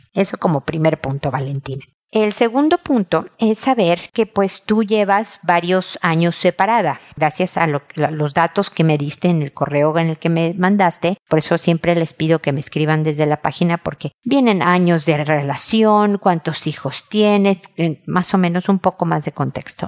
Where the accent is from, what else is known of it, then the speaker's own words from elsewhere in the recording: Mexico; now in Chile; en México, mi país de origen, y en Chile, donde vivo